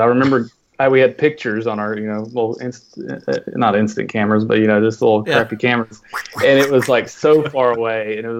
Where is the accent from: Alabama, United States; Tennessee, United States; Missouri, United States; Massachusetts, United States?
Tennessee, United States; Knoxville; I grew up near Knoxville